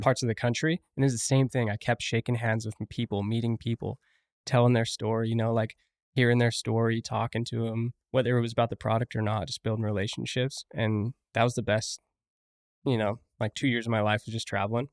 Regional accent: St. George, Utah, United States; also born or lived in Rock Springs, Wyoming / Afton, Wyoming; I've been there twenty-two years now.

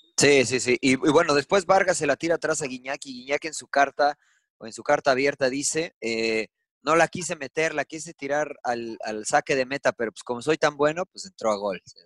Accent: Mexico; moved away; Y soy mexicano y no vivo en México

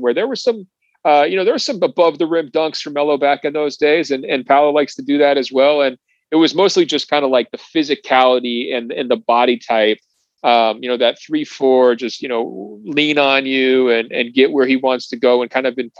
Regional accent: Pacific Northwest, United States; I'm from the Pacific Northwest

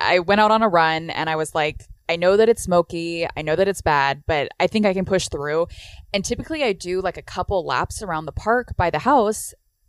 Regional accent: California, United States; we are from California, and it doesn't start to cool down until like mid to late October.

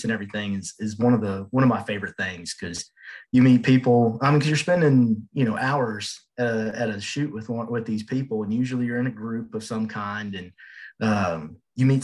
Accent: Houston, Texas, United States; moved away; I'm from Houston

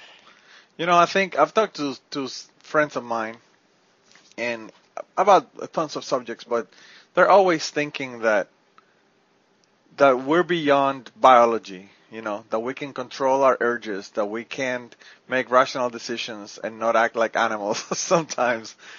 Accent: Puerto Rico; I'm from Puerto Rico

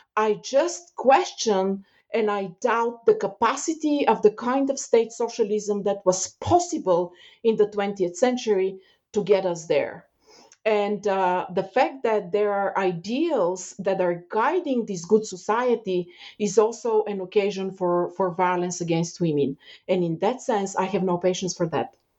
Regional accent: Bulgaria; moved away as an adult; now in Canada; I left Bulgaria when I was um, 26, 27 years old. Um, but while growing up in Bulgaria

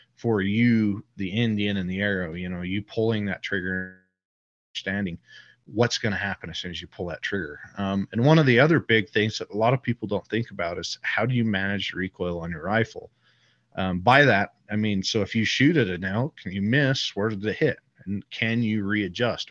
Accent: Utah, United States; I live here in Utah. I grew up in Utah

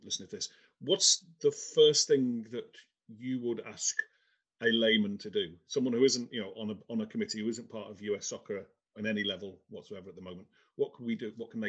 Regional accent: Liverpool, North West England, United Kingdom; now in United States; I'm from Liverpool originally.

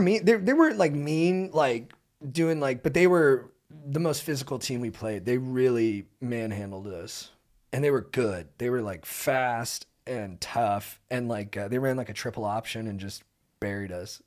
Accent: Southern California, United States; I grew up in Southern California

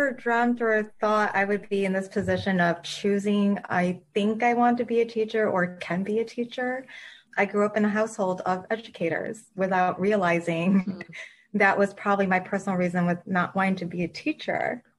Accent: Michigan, United States; moved away as an adult; also born or lived in Queens, New York; now in New York, United States; Even though I was born and raised in Michigan

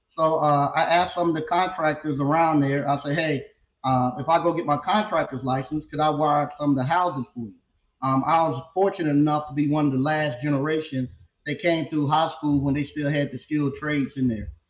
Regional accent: Stovall, North Carolina, United States; I'm originally from a little small town in North Carolina called Stovall, North Carolina

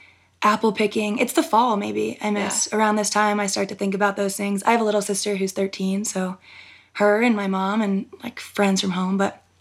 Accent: East Coast, United States; moved away as an adult; now in Jackson, United States; I'm from the East.

